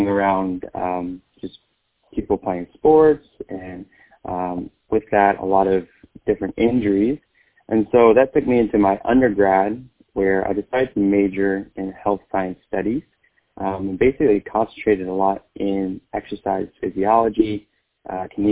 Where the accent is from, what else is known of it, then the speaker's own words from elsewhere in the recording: Fort Worth, Texas, United States; moved away; I'm a second-generation Vietnamese American, born and raised in Fort Worth, Texas